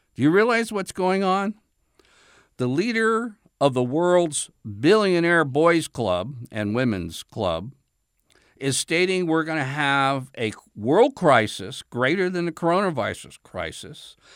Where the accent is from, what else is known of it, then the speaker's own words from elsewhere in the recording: United States; as an American